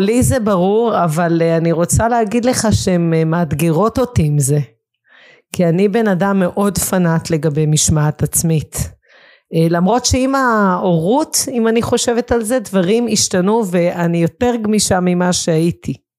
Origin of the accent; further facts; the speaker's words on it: Israel; גדלתי בקיבוץ